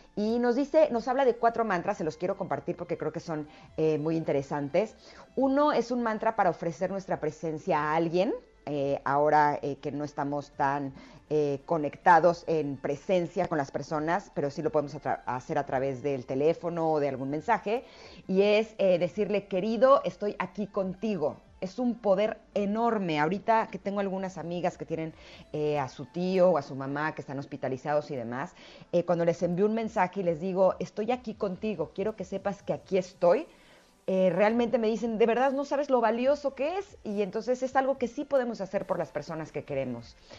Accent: Mexico City, Mexico; yo nací en la Ciudad de México

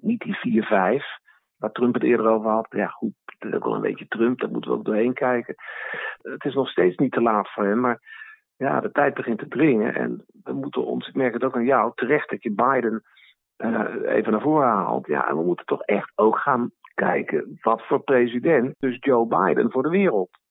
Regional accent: Netherlands; als Nederlanders

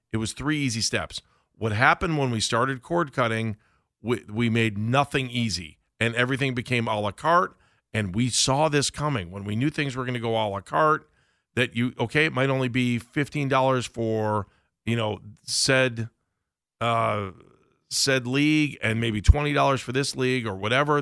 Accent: Cleveland, Ohio, United States; we're from Cleveland

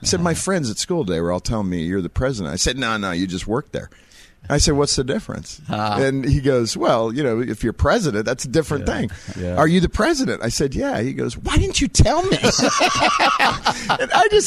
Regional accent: California, United States; when I was born in California

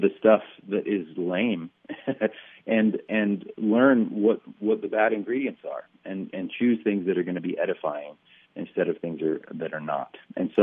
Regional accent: North Florida, United States; now in Nashville, United States; I grew up mostly in North Florida

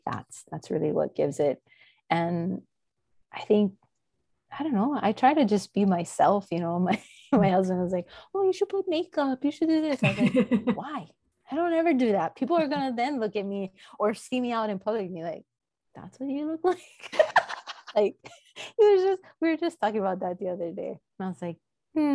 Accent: Hawaii, United States; I am native Hawaiian

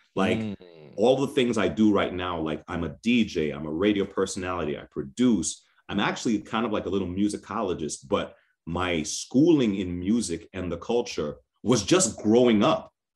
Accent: New York City, New York, United States; I grew up in New York City

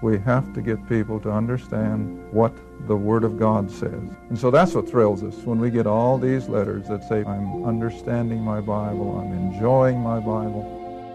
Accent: Akron, Ohio, United States; growing up in Akron

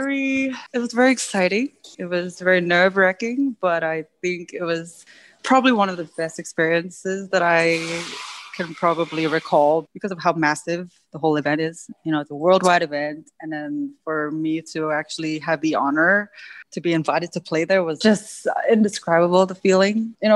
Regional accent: United States; And I think growing up in the States kind of helped almost boost it a little bit because the variety of music is so wide

